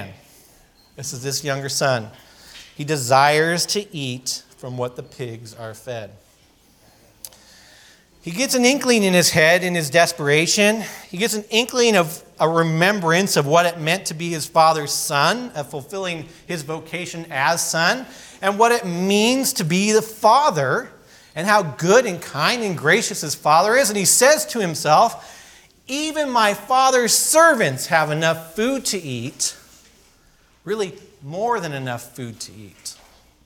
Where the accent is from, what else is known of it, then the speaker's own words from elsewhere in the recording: California, United States; I grew up in California skateboarding and surfing and all the sort of typical things